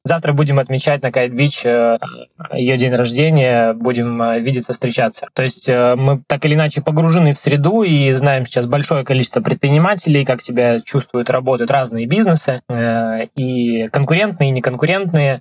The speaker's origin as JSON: {"language": "Russian", "town": "Krasnodar", "region": "Krasnodar Krai", "country": "Russia", "tie": "born or raised there", "moved": "as an adult", "lives_now": "Dubai, United Arab Emirates", "said": "в Краснодаре, откуда я родом"}